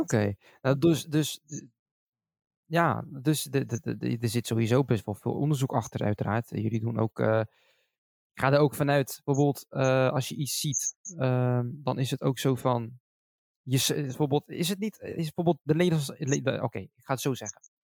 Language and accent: Dutch; Schiedam, South Holland, Netherlands; now in Rotterdam, Netherlands; ik kom zelf uit Schiedam. Ik ben geboren in Schiedam.